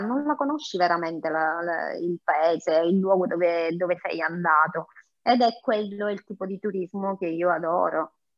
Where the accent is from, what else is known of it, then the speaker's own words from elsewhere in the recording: Sicily, Italy; io sono siciliana